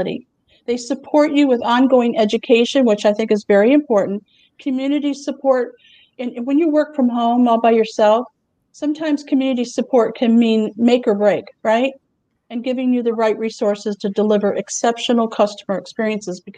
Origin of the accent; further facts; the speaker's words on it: Houston, Texas, United States; I'm from Houston